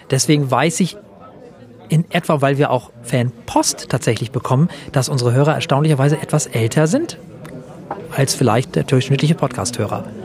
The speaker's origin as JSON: {"language": "German", "town": "Flensburg", "region": "Schleswig-Holstein", "country": "Germany", "said": "Ich bin geboren im Jahre 1970. Ich komme aus Deutschland, allerdings aus Flensburg, was bedeutet, dass ich deutscher Staatsbürger dänischer Nationalität bin."}